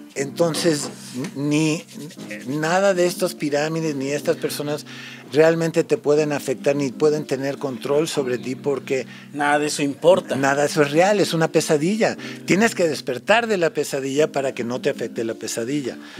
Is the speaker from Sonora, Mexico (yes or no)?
yes; San Luis Río Colorado, Sonora, Mexico; Spanish is a second language; also born or lived in United States; como vivía allá, nunca estudié en México hice mi primaria, mi secundaria y universidad en Estados Unidos, entonces nunca aprendí español